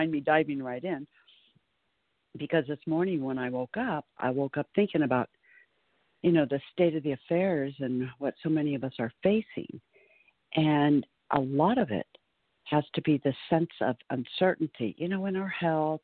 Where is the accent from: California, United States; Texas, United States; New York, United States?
California, United States; Southern; moved away as an adult; also born or lived in Florida; now in Kentucky, United States; born and raised in Southern California on the beach and spent my first half of my life there